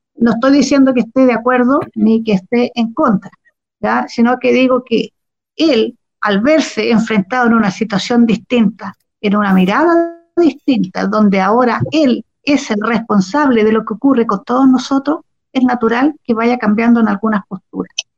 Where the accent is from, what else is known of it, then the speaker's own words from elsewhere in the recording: Chile; now in Santiago, Chile; los que nacimos y nos criamos en Chile, que son chilenos por derecho